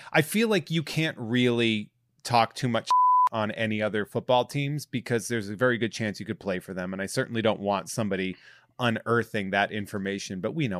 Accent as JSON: {"language": "English", "region": "New England", "country": "United States", "tie": "born or raised there", "said": "because we grew up in New England."}